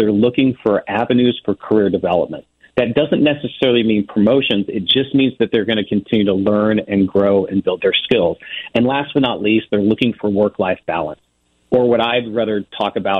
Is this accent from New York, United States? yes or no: no; Ozark Mountains, Missouri, United States; I grew up in the Ozark Mountains in Missouri